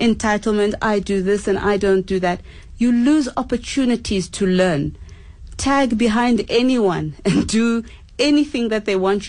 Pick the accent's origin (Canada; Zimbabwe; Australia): Zimbabwe; now in South Africa; I am a Zimbabwean, I don't speak South African languages